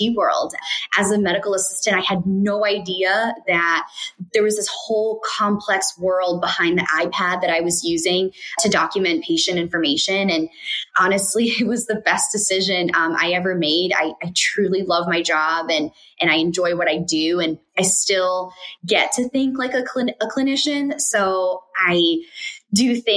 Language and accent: English; Connecticut, United States; also born or lived in Colombia; I was born in Connecticut and grew up living in both Colombia, South America, and Connecticut